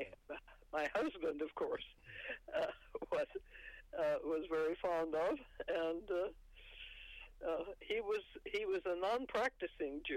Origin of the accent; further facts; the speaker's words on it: the Ozarks, United States; moved away; The Ozarks didn't have telephone communication yet when we moved away